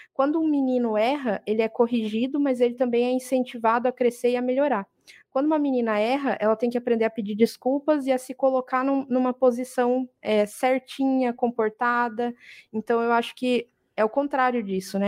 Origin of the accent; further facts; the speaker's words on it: interior of Paraná, Brazil; now in Brusque, Brazil; Mas eu não sou daqui, eu sou do interior do Paraná.